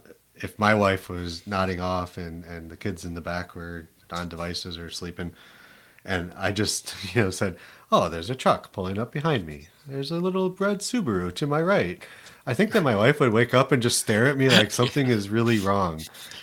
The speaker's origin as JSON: {"language": "English", "town": "Toledo", "region": "Ohio", "country": "United States", "tie": "born or raised there", "said": "I'm from Toledo. {S1} Now, {S0} I can say it. It's my hometown."}